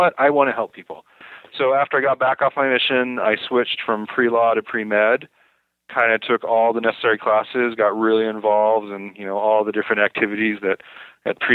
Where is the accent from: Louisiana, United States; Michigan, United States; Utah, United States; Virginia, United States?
Utah, United States; Salt Lake City; also born or lived in Stanford, California; I grew up in Salt Lake City, so it was natural to just come back here.